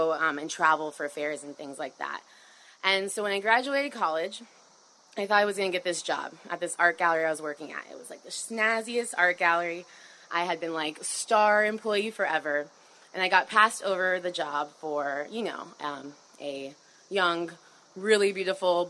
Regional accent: Miami, Florida, United States; I grew up in Miami

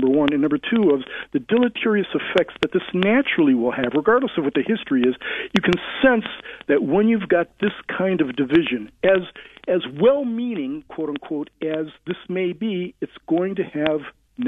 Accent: United States; Yeah, it does. I'm an American. We have one national anthem.

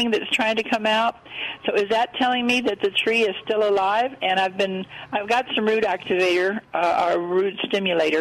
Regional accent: Texas Hill Country, United States; I came from the hill country

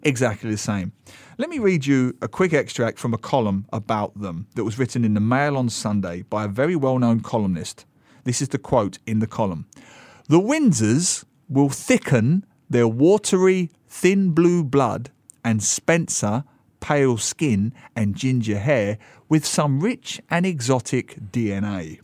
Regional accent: United Kingdom; as a Brit myself

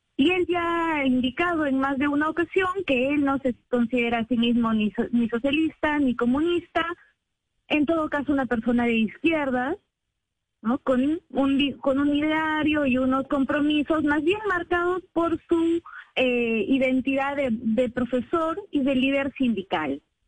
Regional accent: Peru

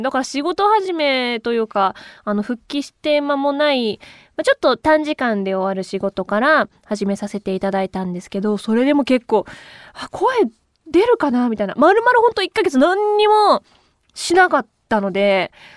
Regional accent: Kuwana, Mie, Japan; now in Tokyo, Japan; 三重からこっちに

